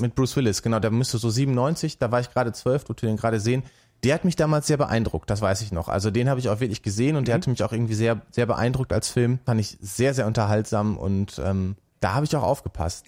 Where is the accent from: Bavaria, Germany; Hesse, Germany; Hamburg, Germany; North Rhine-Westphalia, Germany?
North Rhine-Westphalia, Germany; Altenberge; Ich bin ja gebürtiger Münsterländer, komme aus dem schönen Ort Altenberge